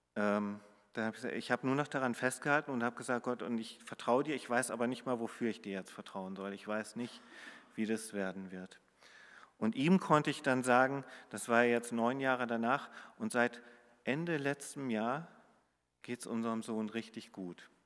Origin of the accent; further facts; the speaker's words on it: Hamburg, Germany; wo ich äh, aus Hamburg komme